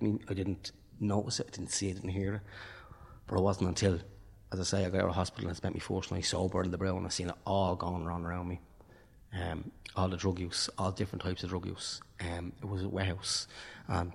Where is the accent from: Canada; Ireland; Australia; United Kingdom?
Ireland; Tallaght, Leinster; now in Dublin, Ireland; I'm from Talla. My family is from Talla. I'm registered in Talla